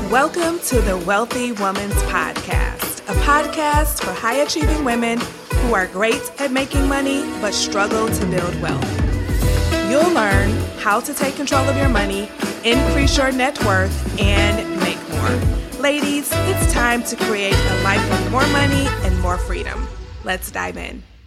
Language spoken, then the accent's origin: English; Detroit, Michigan, United States; I grew up in Detroit, Michigan. Actually, I was born in Detroit, Michigan, and I lived there until about fifth grade.